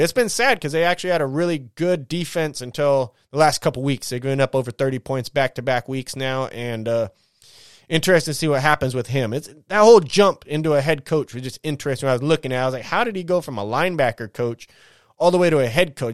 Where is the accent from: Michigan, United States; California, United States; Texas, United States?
California, United States; San Bernardino; I'm from San Bernardino